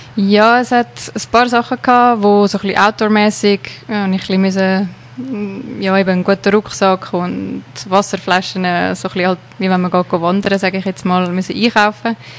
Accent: Switzerland; moved away as an adult; now in South Africa; das Leben mal hier in der Schweiz hinter mir zu lassen und auf unbestimmte Zeit eigentlich auf Südafrika zu gehen.

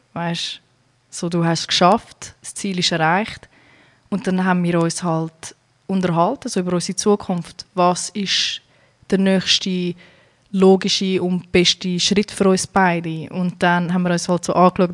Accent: Zurich, Switzerland; moved away as an adult; now in United States; Ursprünglich komme ja. ich von Kroatien, bin aber in der Schweiz geboren und aufgewachsen.

